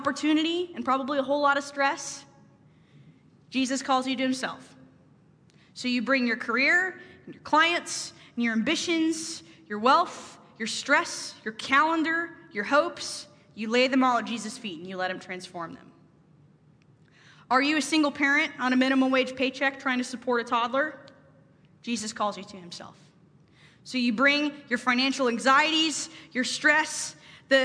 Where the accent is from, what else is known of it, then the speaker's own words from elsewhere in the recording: Pacific Northwest, United States; moved away as an adult; also born or lived in Boston; I'm from the Pacific Northwest, and so Boston was a long ways from home